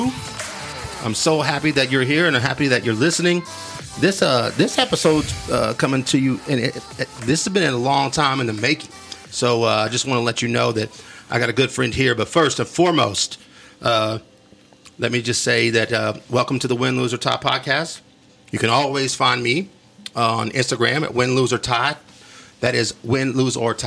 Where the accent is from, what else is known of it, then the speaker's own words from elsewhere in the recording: Wolfforth, Texas, United States; this is my hometown